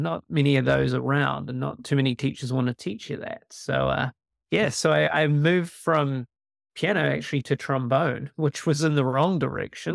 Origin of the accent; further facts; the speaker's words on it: New Zealand; born and raised in New Zealand, uh, which is hence a bit of an accent